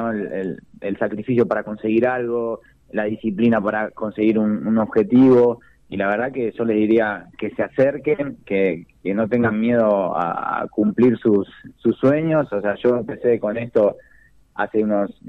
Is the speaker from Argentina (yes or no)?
yes; Longchamps, Buenos Aires Province, Argentina; yo a cada carrera que voy me, gusta decir que soy de Longchamp o, cuando, no sé, si subo al podio que digan, … yo dice de Longchamp